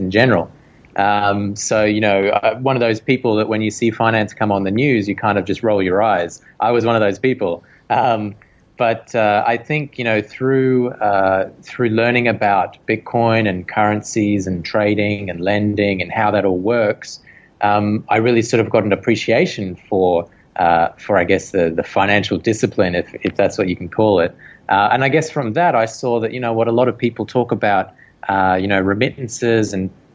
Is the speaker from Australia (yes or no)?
yes; Australia; moved away as an adult; now in Hong Kong; I studied electronics engineering back in Australia. I am an Australian